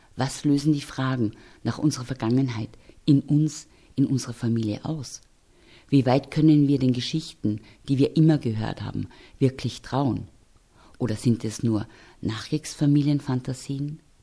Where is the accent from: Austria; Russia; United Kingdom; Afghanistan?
Austria; Wir hier in Österreich